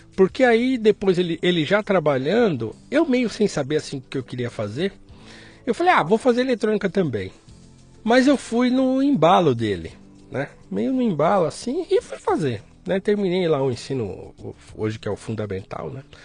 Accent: São Paulo, Brazil; also born or lived in Guarulhos; Nasci em Guarulhos, uhum. nasci no, no bairro do Gopouva, em Guarulhos. Morei lá até os nove anos. Uhum. Depois a gente mudou para o Jardim Tremembé, onde eu fui criado.

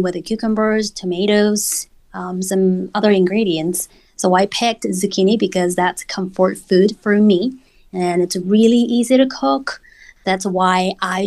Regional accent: South Korea; now in United States; I am Korean. At the same time, I am American. So as a Korean American

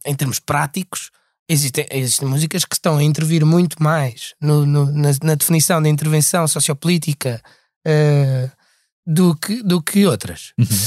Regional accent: Portugal; accent: European Portuguese

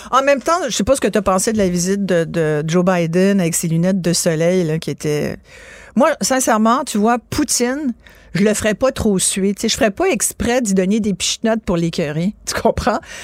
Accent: France; je suis née en France

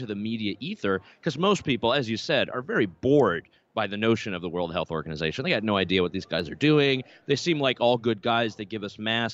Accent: Concord, North Carolina, United States; also born or lived in Canada; I'm definitely a son of North Carolina. I grew up around Concord area.

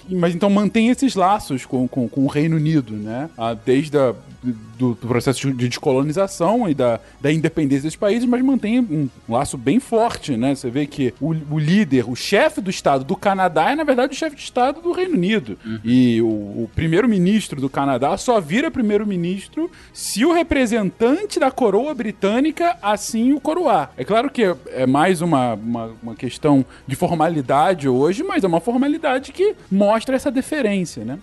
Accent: Brazil; como brasileiro

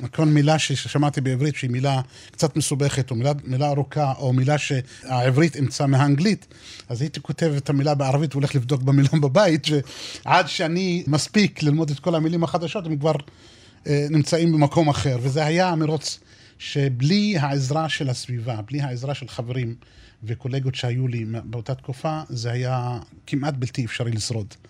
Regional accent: southeast of Beersheba, near present-day Nevatim, Negev, Southern District, Israel; אז גרנו באזור שהיה דרומית, אה, מזרחית לעיר- לעיר באר שבע. איפה שנמצא היום יישוב נבטים, בדרום. שם נולדתי וגדלתי

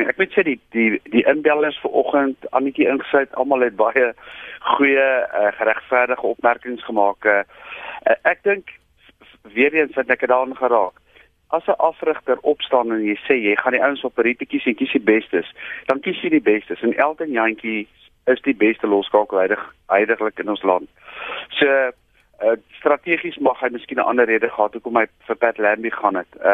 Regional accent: South Africa; maar ek is as 'n Suid-Afrikaner gaan nog steeds die Springbok span support

